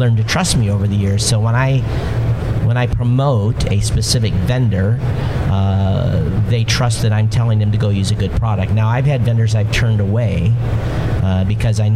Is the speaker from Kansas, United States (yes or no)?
no; Hawaii, United States; I'm from Hawaii